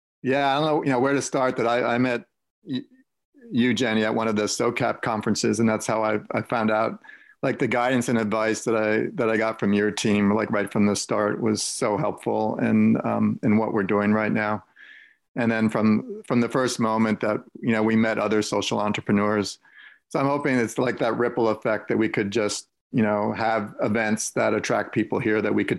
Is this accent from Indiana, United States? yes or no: no; Allentown, Pennsylvania, United States; moved away; also born or lived in New York City; I grew up in the Allentown area, and here I'm moving back to it now.